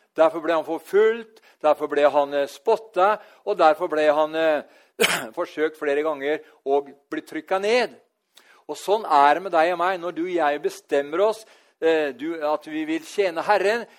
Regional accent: Norway; her hjemme i Norge

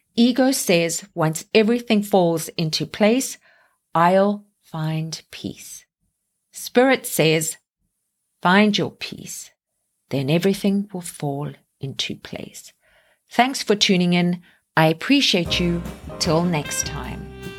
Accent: South Africa; now in Canada; me being South African and now living here in Canada

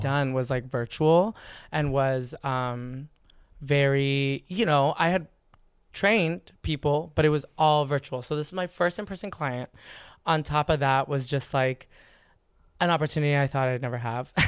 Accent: San Diego, California, United States; also born or lived in San Francisco; now in Los Angeles, United States; California, born and raised. I grew up in San

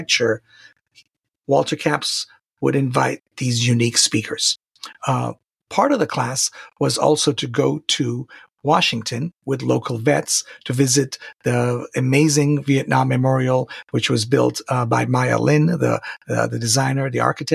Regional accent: Tehran, Tehran Province, Iran; also born or lived in Santa Barbara, California, United States; now in San Diego, United States; I am originally from Tehran, Iran. I've lived in the United States since 1986 legally. I am living in San Diego, California

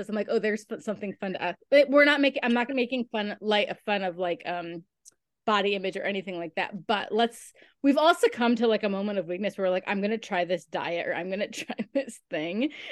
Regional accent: New York, United States; I'm from New York

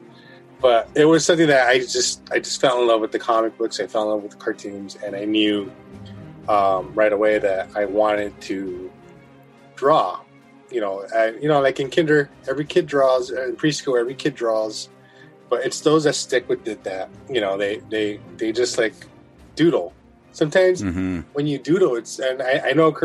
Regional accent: Los Angeles, California, United States; I'm from Boyle Heights, East LA. So I grew up with all the murals

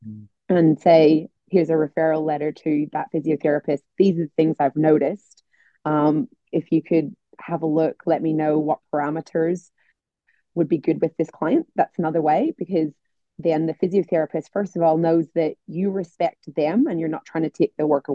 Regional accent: Northern Ireland, United Kingdom; I'm from Northern Ireland

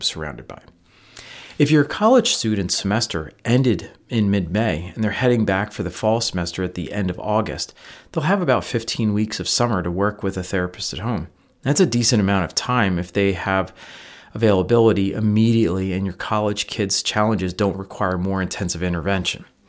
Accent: Northeast, United States; now in Midwest, United States; I'm from the Northeast

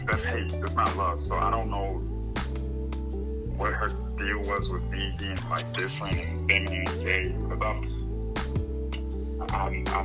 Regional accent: Sumter, South Carolina, United States; moved away as an adult; now in Niagara Falls, United States; I currently reside in Niagara Falls, New York. That's where I was born. However, I was raised in Sumter, South Carolina.

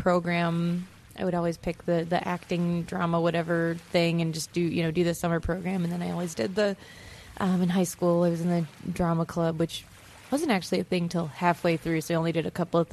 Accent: Fredonia, New York, United States; SUNY Fredonia, which is my hometown

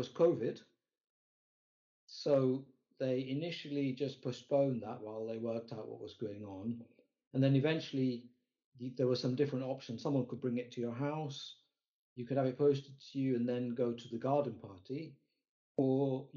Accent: Kenya; moved away; I grew up in Kenya

